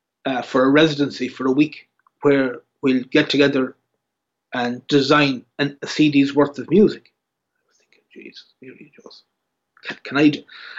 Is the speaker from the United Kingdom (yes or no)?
no; Ireland; Or again, as an Irish musician, you can be very much pigeon boxed, or, you know, that's who you are.